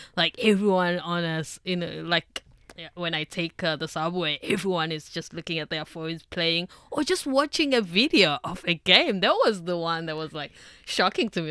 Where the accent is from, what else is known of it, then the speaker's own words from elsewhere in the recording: South Africa; moved away; me as a South African